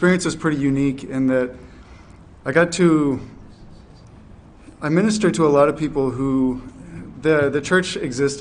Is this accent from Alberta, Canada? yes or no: no; New Brunswick, Canada; moved away as an adult; also born or lived in Fredericton, New Brunswick; now in Charlottetown, Canada; I'm from New Brunswick, and for 11 years I did ministry in New Brunswick, Fredericton